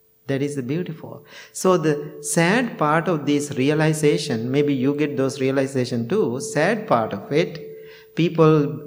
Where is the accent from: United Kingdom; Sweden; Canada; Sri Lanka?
Sri Lanka; near Peradeniya, Central Province; moved away; University of Peradeniya, you know, in the very close to my hometown.